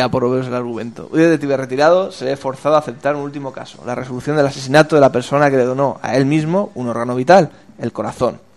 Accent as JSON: {"language": "Spanish", "country": "Spain"}